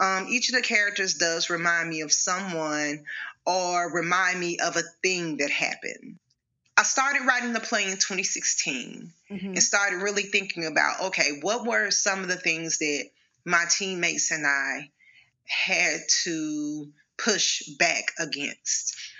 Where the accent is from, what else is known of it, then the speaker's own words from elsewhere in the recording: Arkansas, United States; I'm from Arkansas, born and raised.